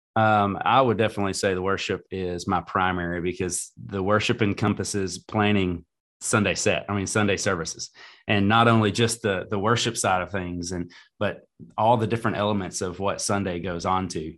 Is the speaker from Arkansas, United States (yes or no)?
yes; Greenbrier, Arkansas, United States; i was able to go back to my hometown and serve um, especially i've got four kids um, and we do everything in greenbrier